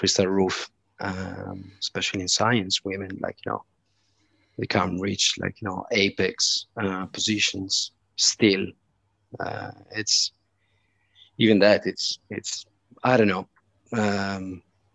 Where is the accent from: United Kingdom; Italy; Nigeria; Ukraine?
Italy; now in Malta; I come from Italy